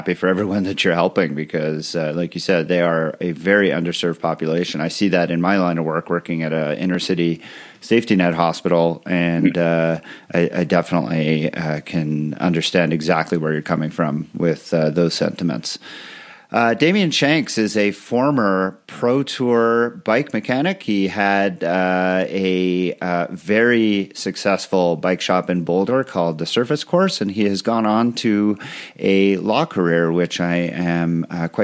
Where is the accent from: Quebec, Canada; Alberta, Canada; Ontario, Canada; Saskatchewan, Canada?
Quebec, Canada; Montreal; moved away; I'm from Montreal originally